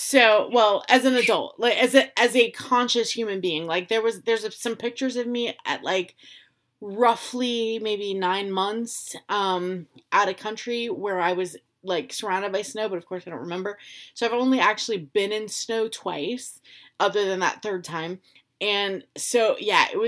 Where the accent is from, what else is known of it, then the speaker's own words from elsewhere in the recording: Florida, United States; moved away as an adult; I was raised from like a very young age in Florida.